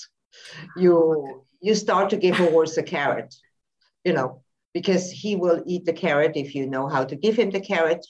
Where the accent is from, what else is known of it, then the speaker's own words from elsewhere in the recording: Switzerland; now in Spain; I live in Spain at the moment, but I'm also from Switzerland.